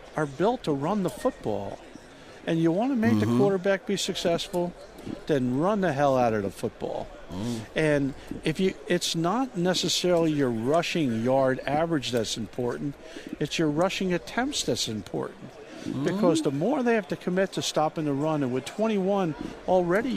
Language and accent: English; New Jersey, United States; moved away; I grew up in New Jersey as a Giant fan